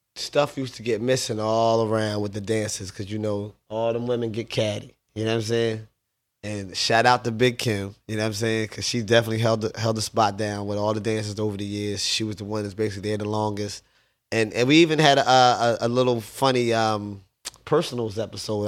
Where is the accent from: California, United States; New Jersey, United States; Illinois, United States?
New Jersey, United States; Paulsboro; also born or lived in Southwest Philadelphia, Pennsylvania / West Philadelphia, Pennsylvania; Grew up, uh, West Philly slash Paulsboro, New Jersey.